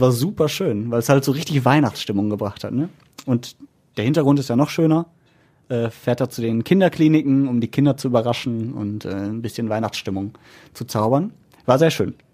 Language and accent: German; Essen, North Rhine-Westphalia, Germany; als Essener oder NRW-Typ